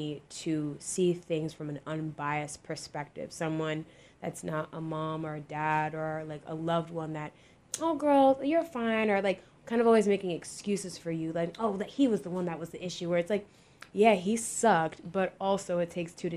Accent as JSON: {"language": "English", "town": "Rochester", "region": "New York", "country": "United States", "said": "I'm Jamaican, and I'm from Rochester"}